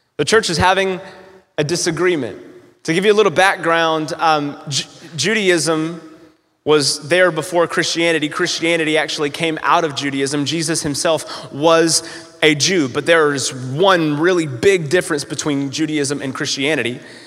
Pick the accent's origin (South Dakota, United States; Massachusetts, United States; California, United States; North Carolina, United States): North Carolina, United States; also born or lived in Florida / Evansville, Indiana; now in Newburgh, United States; I'm not originally from uh, Evansville, but I, I'm originally from North Carolina, so I'm a Southern boy